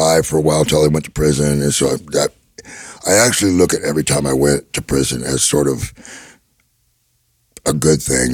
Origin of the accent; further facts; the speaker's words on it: Gresham, Oregon, United States; I grew up in Gresham, Oregon, which is 12 miles outside of Portland